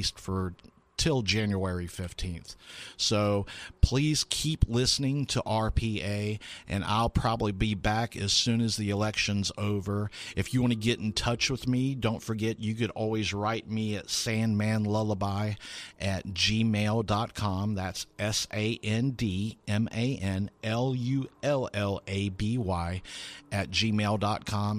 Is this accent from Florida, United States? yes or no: yes; Lakeland, Florida, United States; my hometown of Lakeland, Florida.